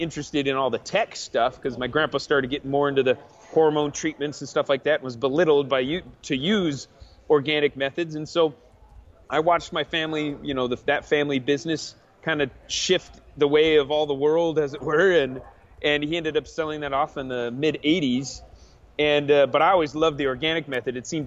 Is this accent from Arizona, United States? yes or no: yes; Arizona, United States; also born or lived in Alexandria, Virginia; I grew up mostly in Arizona